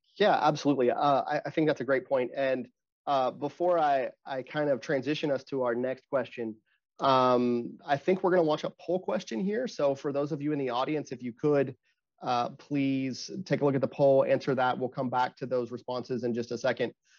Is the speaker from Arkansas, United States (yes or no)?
yes; Arkansas, United States; I'm from Arkansas